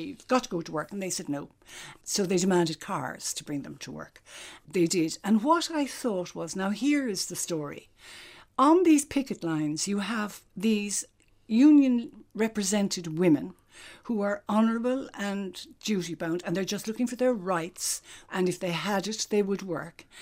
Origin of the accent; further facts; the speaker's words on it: County Cork, Munster, Ireland; now in Dublin, Ireland; I'm out of Cork now, twice as long as I was ever in it. But I actually do feel very Cork, and I suppose it's because I grew up there.